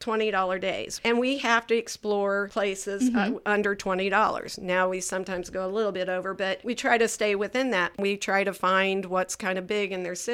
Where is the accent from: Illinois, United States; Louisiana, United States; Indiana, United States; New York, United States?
Indiana, United States; Marion; moved away as an adult; now in Muncie, United States; I've been here since 77. Okay. I came to Ball State. I'm from Marion, Indiana.